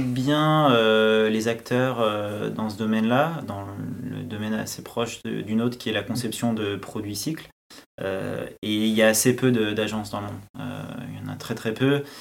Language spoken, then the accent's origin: French; France; pour nous, en tant que Français